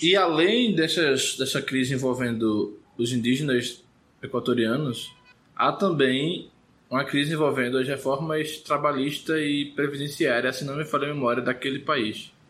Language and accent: Portuguese; Recife, Pernambuco, Brazil; eu não vim do interior. A não ser que você considere Recife a capital mais interiorana do Brasil